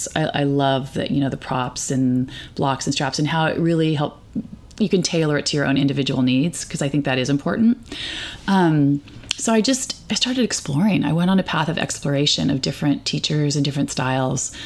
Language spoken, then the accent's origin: English; California, United States; I grew up in California with liberal parents